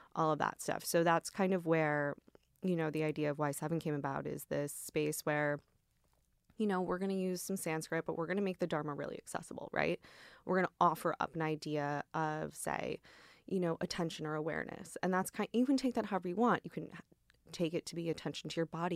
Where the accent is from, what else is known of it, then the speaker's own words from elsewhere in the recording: Midwest, United States; also born or lived in Michigan; now in New York, United States; I grew up in the Midwest